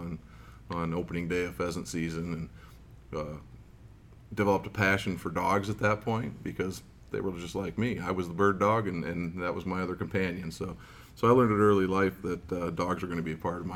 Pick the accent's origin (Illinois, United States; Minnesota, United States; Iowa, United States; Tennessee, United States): Iowa, United States; moved away; I grew up in Iowa originally